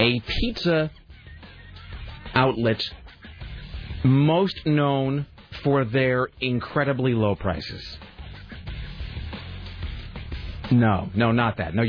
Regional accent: Kennewick, Washington, United States; moved away; growing up in Kennewick

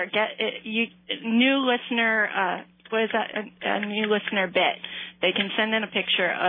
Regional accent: Hawaii, United States; accent: pidgin; moved away; I'm Hawaiian

